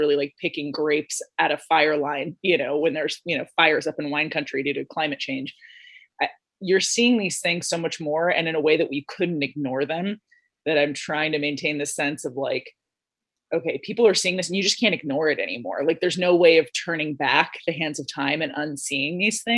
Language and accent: English; Los Angeles, California, United States; I grew up in Los Angeles and my parents were both teachers